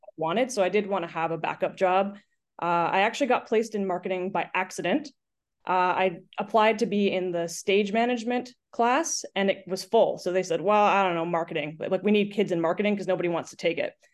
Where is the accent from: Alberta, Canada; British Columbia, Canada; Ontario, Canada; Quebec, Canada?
British Columbia, Canada; Lake Cowichan; moved away as an adult; also born or lived in Victoria, Canada; now in Kelowna, Canada; I grew up in an itty-bitty town in South Central Vancouver Island called Lake Cowichan